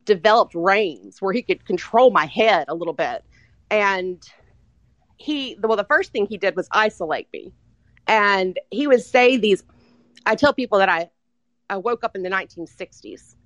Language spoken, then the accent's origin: English; Mississippi, United States; I am from Mississippi